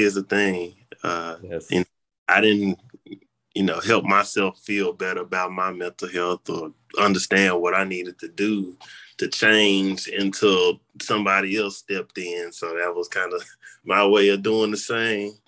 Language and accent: English; Memphis, Tennessee, United States; I'm from Memphis